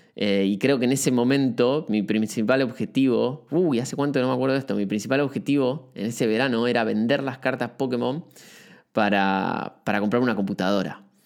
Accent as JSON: {"language": "Spanish", "region": "Buenos Aires", "country": "Argentina", "tie": "born or raised there", "moved": "as an adult", "lives_now": "Uruguay", "said": "soy de Argentina, este, estoy hace muy poquito en Uruguay. Eh, viví toda, mi infancia en Capital Federal"}